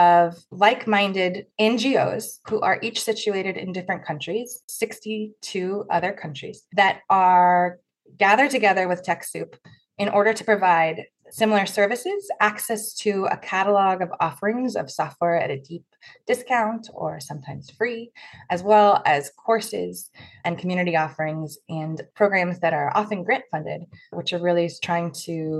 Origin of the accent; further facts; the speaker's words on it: Omaha, Nebraska, United States; also born or lived in Senegal; now in Sausalito, United States; I live in Sausalito, California, which is just north of San Francisco, but I grew up in Omaha, Nebraska